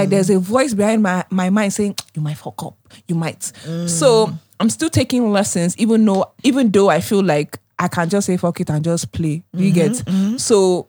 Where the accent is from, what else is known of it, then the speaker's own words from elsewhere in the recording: United States; moved away as an adult; now in Nigeria; when I lived in America